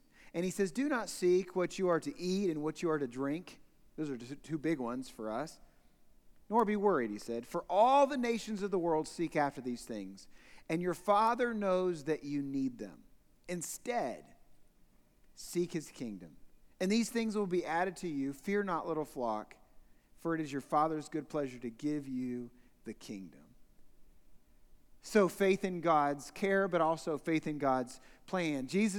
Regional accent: Newark, Ohio, United States; So I grew up in Newark, Ohio, actually east side of Newark, Ohio, in Licking County, so actually just in the hills.

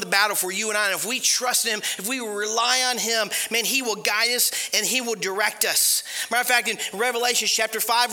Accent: Ohio, United States; moved away as an adult; also born or lived in Panama City Beach, Florida; we grew up in Ohio, so we know how Ohio is

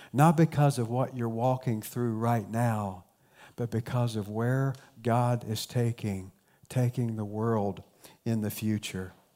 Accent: South Point, Ohio, United States; accent: Appalachian; now in Central Ohio, United States; my hometown of South Point, Ohio. It's small town, southern Ohio, very strong Appalachian culture. You could probably tell that already by my accent.

